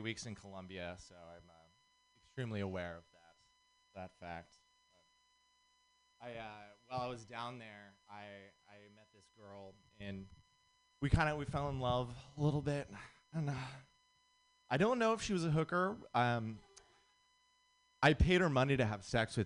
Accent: Santa Cruz, California, United States; I'm actually from Santa Cruz

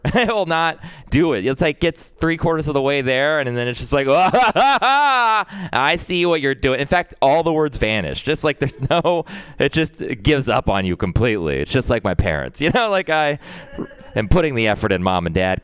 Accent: Texas, United States; growing up in Texas

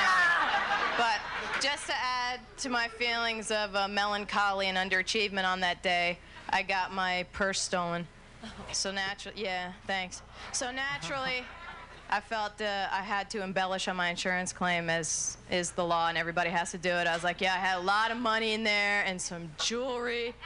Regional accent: New Jersey, United States; I was born and raised in New Jersey.

